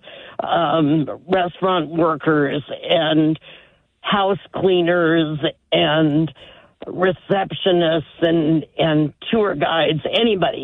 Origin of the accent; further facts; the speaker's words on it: United States; you as an American